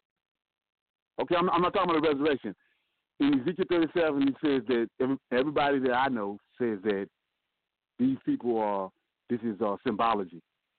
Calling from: Gretna, Louisiana, United States; I'm calling from Geretta, Louisiana.

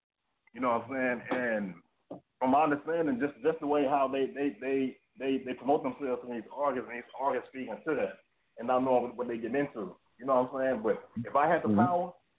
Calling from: McKinney, Texas, United States; I'm calling from Dallas, Texas, man. Dallas, Fort Worth, Texas. Let me say it like this. In McKinney.

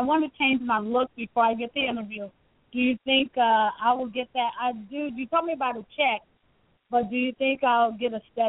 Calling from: Chicago, Illinois, United States; Illinois. I mean, Chicago.

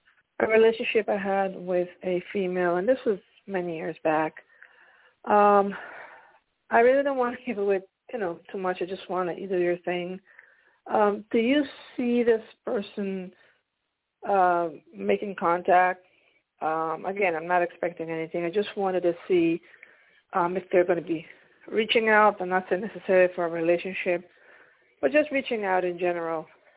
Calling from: Pennsylvania, United States; I'm calling from Pennsylvania.

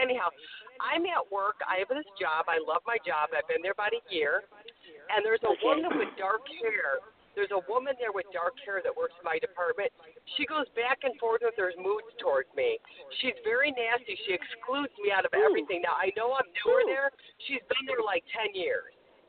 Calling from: Westlake, Ohio, United States; I'm from the Westlake, Ohio area.

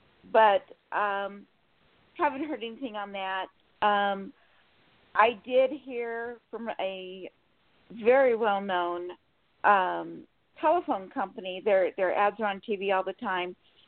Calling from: Sacramento, California, United States; Sacramento, California.

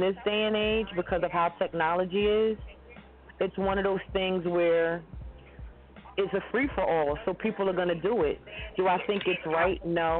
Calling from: Brooklyn, New York, United States; Calling from Brooklyn, New York.

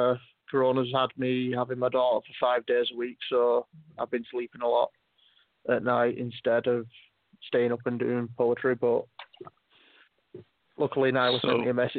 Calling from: Wales, United Kingdom; I'm in Wales in the UK and it's 19 minutes past 3 in the morning.

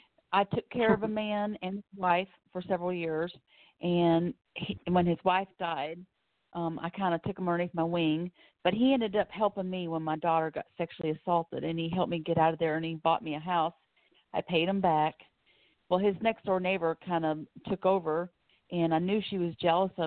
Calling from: Florida, United States; Yes, I'm calling from Florida.

